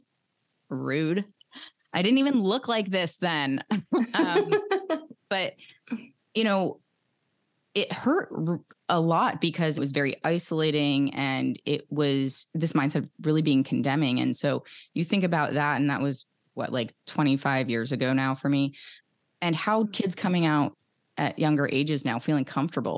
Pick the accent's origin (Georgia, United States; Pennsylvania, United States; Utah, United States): Pennsylvania, United States; outside of Philadelphia; growing up outside of Philadelphia